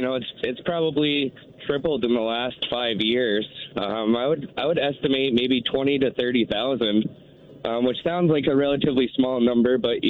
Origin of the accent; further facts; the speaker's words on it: Vermont, United States; now in Nampa, United States; I'm originally from Vermont and just recently moved to Idaho.